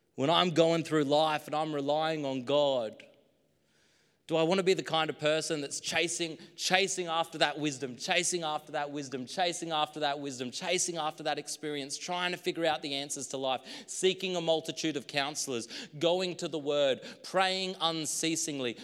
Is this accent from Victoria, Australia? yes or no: no; Queensland, Australia; now in New South Wales, Australia; my hometown in Queensland